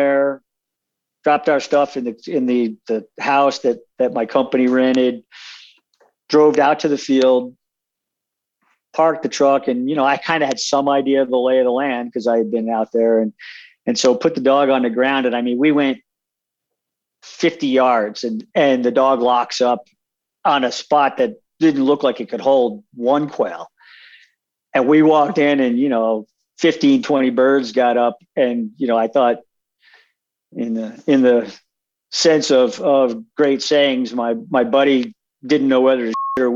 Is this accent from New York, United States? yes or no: yes; Long Island, New York, United States; moved away as an adult; now in Wyoming, United States; when I was growing up on Long Island